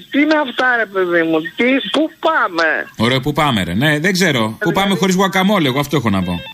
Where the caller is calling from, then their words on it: Thessaloniki, Central Macedonia, Greece; είμαι από Θεσσαλονίκη.